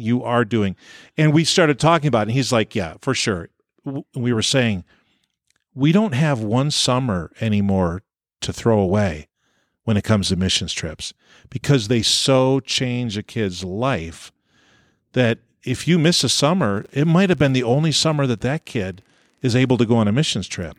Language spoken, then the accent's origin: English; New York, United States; moved away as an adult; also born or lived in Orange City, Iowa; I grew up in New York State